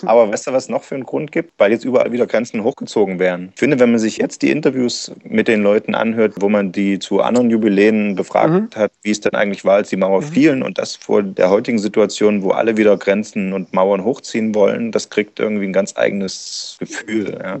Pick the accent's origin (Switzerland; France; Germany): Germany; East Germany; mir als Ossi